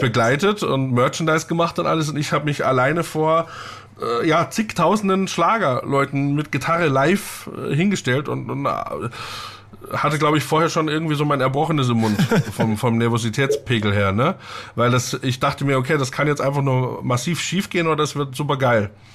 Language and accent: German; southeastern Upper Bavaria, Germany; Ich komme ja aus dem Südostoberbayern